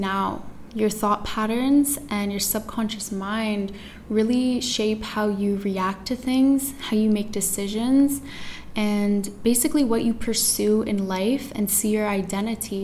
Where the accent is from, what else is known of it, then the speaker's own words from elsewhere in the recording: Toronto, Ontario, Canada; now in Tulum, Mexico; I'm from Toronto, Canada. I was born and raised there.